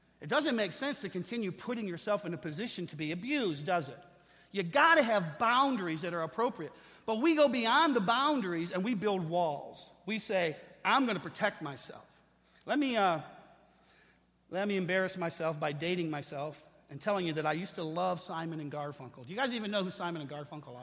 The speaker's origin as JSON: {"language": "English", "town": "Lincoln Park", "region": "Michigan", "country": "United States", "tie": "born or raised there", "said": "I grew up in Lincoln Park"}